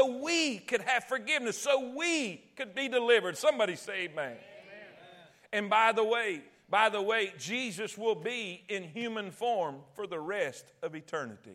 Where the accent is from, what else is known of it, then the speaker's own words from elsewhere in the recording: Alabama, United States; accent: redneck; "Where are you from?" And I'd say, "Alabama."